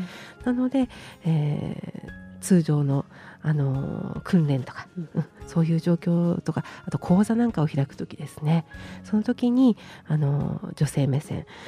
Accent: Taiwa, Miyagi, Japan; also born or lived in Iwakiri, Miyagino-ku, Sendai; now in Sendai, Japan; 黒川郡大和町吉岡っていうところになります。

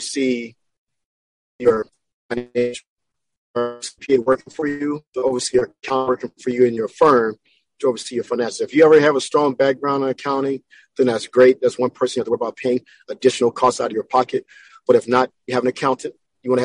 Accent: Texas, United States; now in Southern California, United States; I was raised in Texas

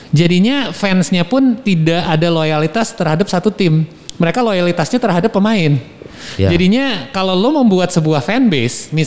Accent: Toronto, Ontario, Canada; also born or lived in Boston, United States; kayak misalnya gue gede di Toronto.

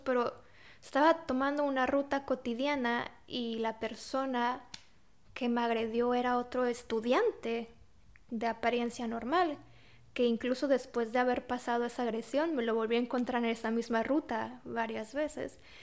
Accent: Mexico; moved away as an adult; now in Poland; yo nací y crecí en México

